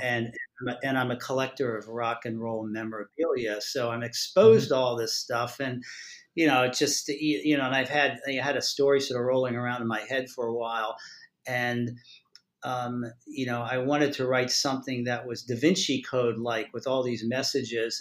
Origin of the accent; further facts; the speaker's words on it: Maryland, United States; I'm from Maryland